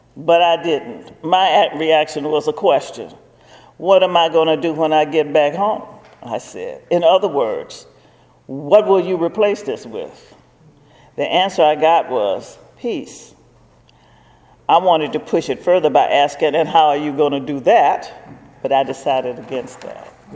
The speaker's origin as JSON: {"language": "English", "region": "Virginia", "country": "United States", "said": "I was from Virginia"}